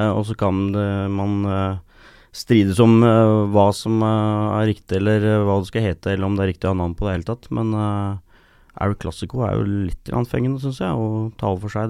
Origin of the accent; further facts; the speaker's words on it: Mjøndalen, Buskerud, Norway; jeg er jo fra Mjøndalen. Jeg har gått og tråkka rundt i gressmaten og stadion og tribunene der siden jeg var liten